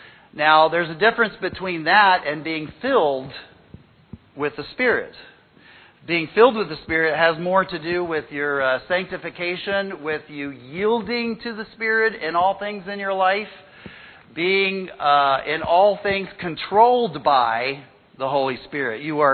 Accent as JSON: {"language": "English", "country": "Mexico", "tie": "born or raised there", "said": "When I was a kid, growing up in Mexico"}